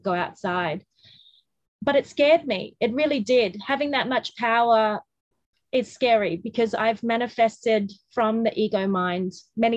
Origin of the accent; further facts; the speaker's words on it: Australia; we're Australian